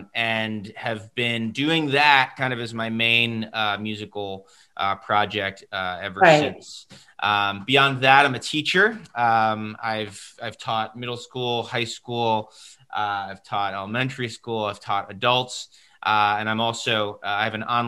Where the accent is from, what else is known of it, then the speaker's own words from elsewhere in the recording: Westchester County, New York, United States; So I'm originally from Westchester County, New York, which is right outside New York City, currently where I'm calling from